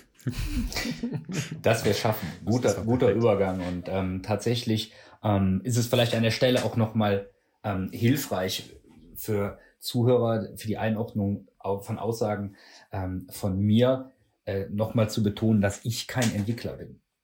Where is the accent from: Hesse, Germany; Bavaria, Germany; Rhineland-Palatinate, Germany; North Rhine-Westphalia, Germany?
North Rhine-Westphalia, Germany; Würselen; also born or lived in Cologne; ich komme aus Würselen